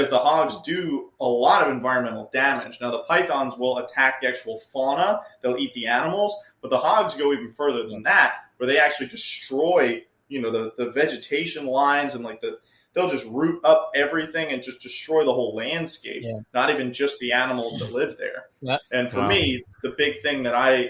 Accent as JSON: {"language": "English", "region": "New York", "country": "United States", "tie": "born or raised there", "moved": "as an adult", "lives_now": "South Florida, United States", "said": "where I grew up in New York, we have these Italian wall lizards"}